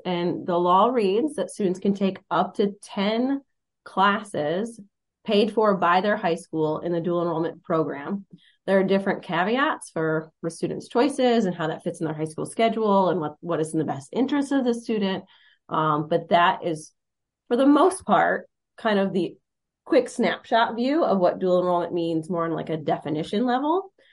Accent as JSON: {"language": "English", "country": "United States", "moved": "as an adult", "said": "I'm from Monroe County"}